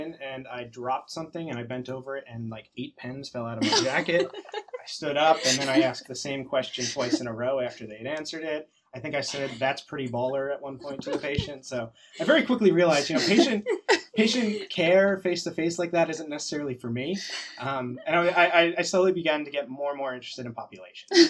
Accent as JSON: {"language": "English", "town": "Langhorne", "region": "Pennsylvania", "country": "United States", "tie": "born or raised there", "also_born_or_lived": "Pittsburgh, Pennsylvania", "moved": "as an adult", "lives_now": "New Jersey, United States", "said": "I'm originally from Langhorne, Pennsylvania."}